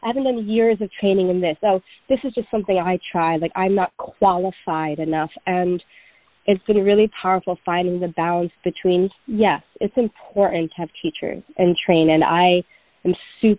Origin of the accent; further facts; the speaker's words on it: New York City, New York, United States; I was born and raised in New York City